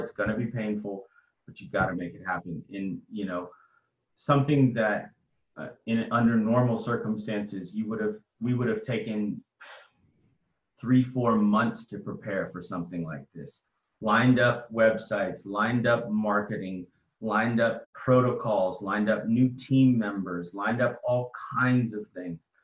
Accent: Austin, Texas, United States; I'm born and raised in Austin

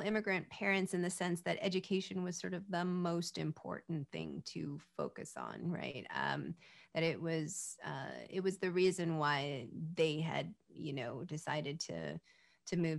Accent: California, United States; I was born in California

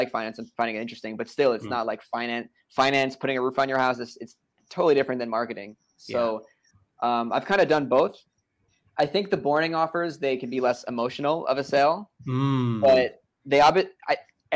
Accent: New York, United States; I'm from New York

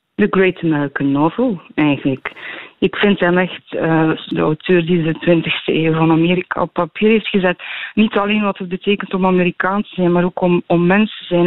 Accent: Tielt, Flanders, Belgium; in Tielt, in West-Vlaanderen, in de streek waar ik opgroeide

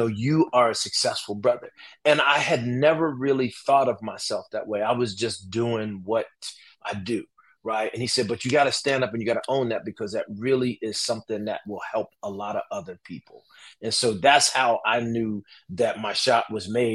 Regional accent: Newark, New Jersey, United States; I'm from Newark, New Jersey, and I grew up in this, you know, big family.

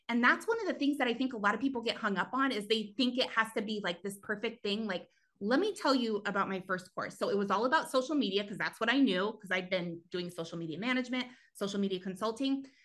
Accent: New Mexico, United States; moved away as an adult; also born or lived in California; I actually grew up in New Mexico, um, a really, really teeny tiny town

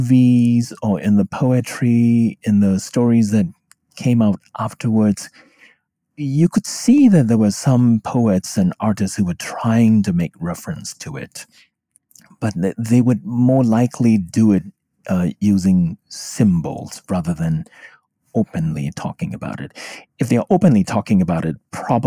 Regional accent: Myanmar; now in United States; I could speak Burmese, their mother tongue, and I was from the US, but I was originally from Burma.

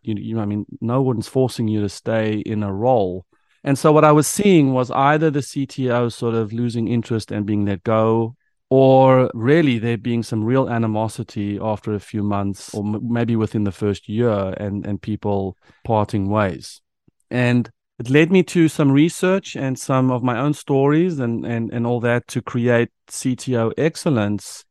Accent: South Africa; moved away as an adult; now in United States; a South African who moved to the United States

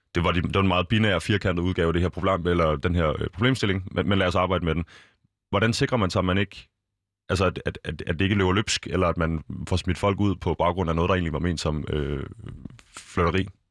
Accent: Copenhagen, Capital Region of Denmark, Denmark; rundt omkring i København, øh, s- området, hvor jeg kommer fra

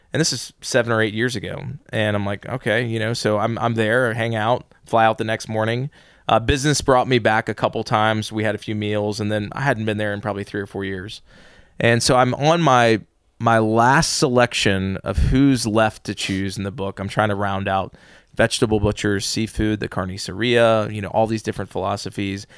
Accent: Atlanta, Georgia, United States; born and raised in the South

